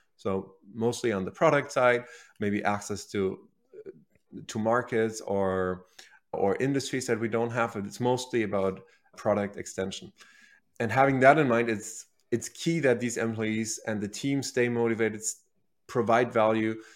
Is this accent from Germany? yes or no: yes; Berlin, Germany; moved away; originally, I'm from Germany, so I was born and raised in Berlin, the capital of Germany, and that's where I grew up, went to high school